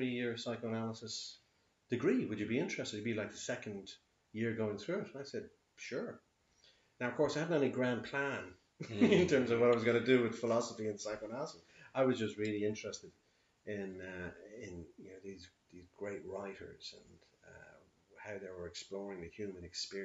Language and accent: English; Dublin, Leinster, Ireland; I'm born here in Dublin